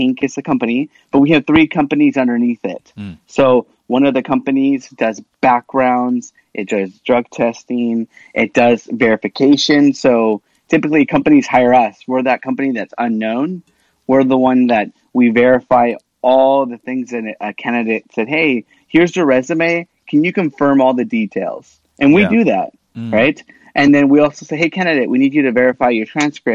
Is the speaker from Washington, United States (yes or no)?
yes; Washington, United States; first language Spanish; English is a second language; I grew up in Washington State. My first language I learned was Spanish